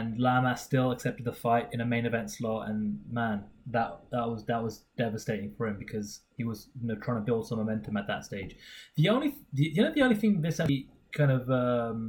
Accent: United Kingdom; we are the Brit Pack

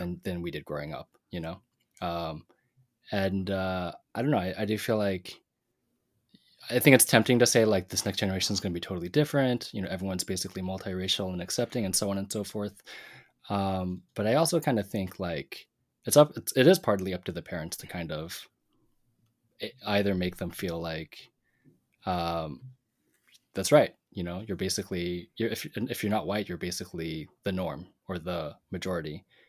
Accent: Pacific Northwest, United States; Tam and me growing up in the Pacific Northwest

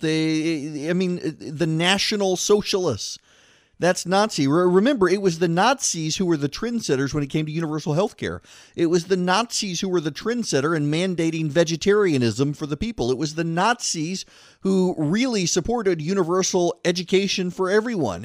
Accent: Louisiana, United States; I am from Louisiana

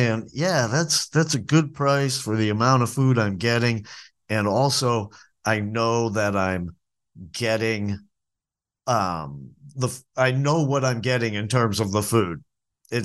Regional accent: New England, United States; moved away; the diner food that I grew up eating in New England

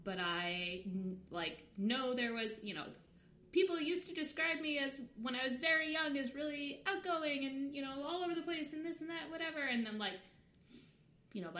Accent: Long Island, New York, United States; I'm from Long Island, so it was close to the city

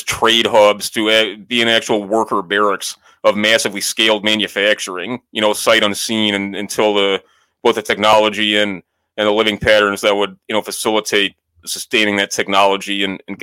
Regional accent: North Shore, Chicagoland, Illinois, United States; where I'm sitting right now, like on the North Shore, you know, right around my hometown, like it's literally built on a floodplain, and a lot of greater Chicagoland is like that.

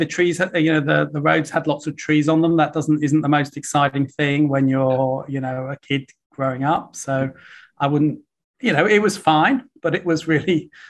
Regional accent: Welwyn Garden City, East of England, United Kingdom; I grew up in a town you would almost certainly never have heard of, called Welling Garden City, which is, as a population, about 40,000. It's about 25 miles north of London.

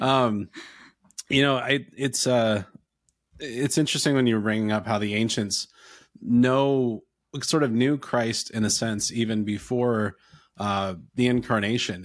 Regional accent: North Carolina, United States; born or raised there; also born or lived in Ontario, Canada

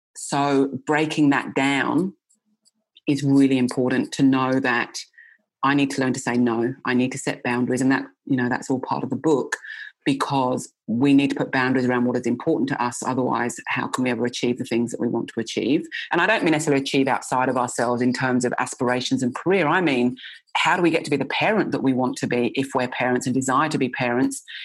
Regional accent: England, United Kingdom; I grew up in England

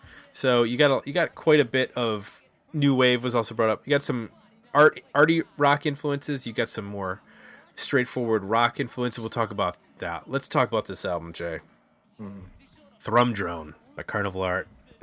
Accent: Scotland, United Kingdom; I grew up in Scotland

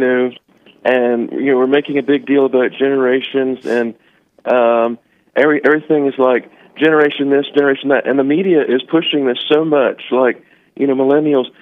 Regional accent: Richmond, Virginia, United States; I'm from Richmond, Virginia

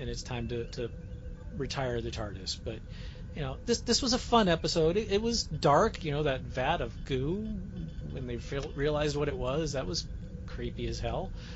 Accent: United States; as an American

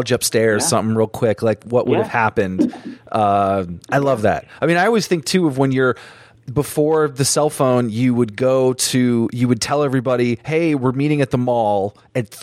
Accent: Vermont, United States; I grew up in Vermont, which is a super small place

